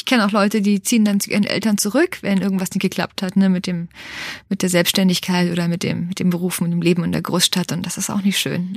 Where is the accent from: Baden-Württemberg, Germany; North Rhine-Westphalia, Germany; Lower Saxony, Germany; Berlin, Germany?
Berlin, Germany; ich bin in Berlin aufgewachsen, Ostberlin, in diesem liberalsten Ort der Welt